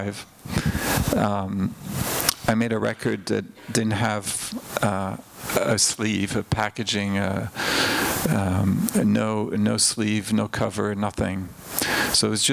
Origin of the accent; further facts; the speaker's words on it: Switzerland; moved away; I grew up in Switzerland, where we didn't have thrift stores